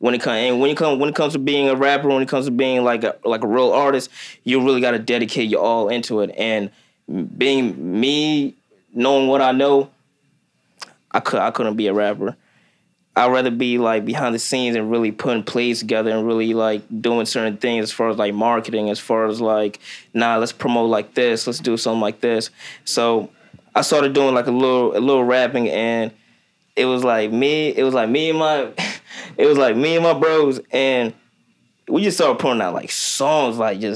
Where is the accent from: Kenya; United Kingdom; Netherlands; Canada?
Kenya; born there; I was born in Kenya, Africa.